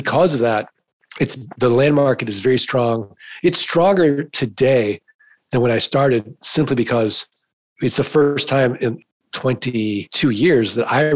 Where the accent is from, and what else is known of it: St. Louis, Missouri, United States; now in Arizona, United States